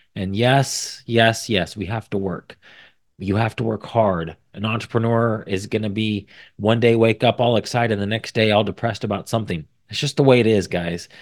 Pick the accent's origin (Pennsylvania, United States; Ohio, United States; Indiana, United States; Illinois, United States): Indiana, United States; I was from Indiana